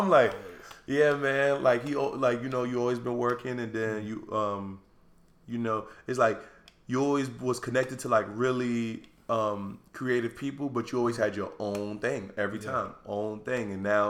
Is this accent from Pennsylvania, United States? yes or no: no; New York City, New York, United States; So I'm from Harlem. Mm-hmm. Used to live in Harlem.